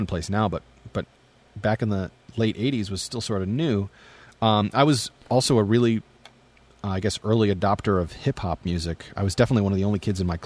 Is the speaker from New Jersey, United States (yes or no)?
yes; New Jersey suburbs, United States; I grew up in the New Jersey suburbs